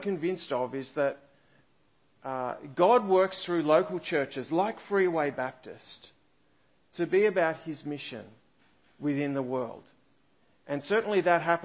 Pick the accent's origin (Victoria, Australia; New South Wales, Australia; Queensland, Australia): Victoria, Australia; Kyneton; I come from Kyneton in central Victoria